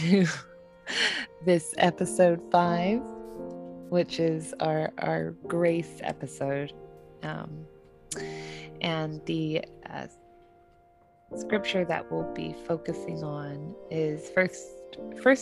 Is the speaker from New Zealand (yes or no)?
yes; New Zealand; also born or lived in Southern California; now in California, United States; I'm originally from New Zealand